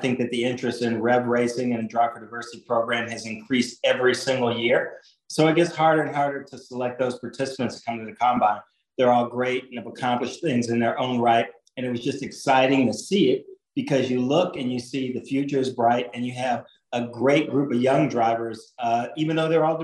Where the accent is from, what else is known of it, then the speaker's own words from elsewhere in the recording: Indianapolis, Indiana, United States; I grew up in Indianapolis, literally 1 mile from the track